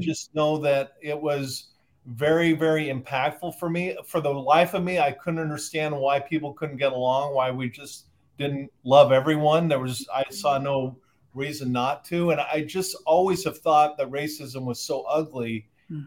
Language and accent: English; Southern California, United States; I grew up in Southern California